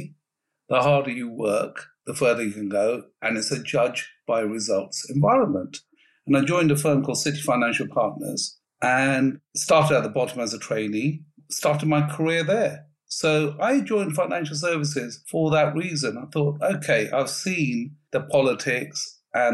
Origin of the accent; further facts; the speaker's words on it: London, United Kingdom; also born or lived in Birmingham; we're all from London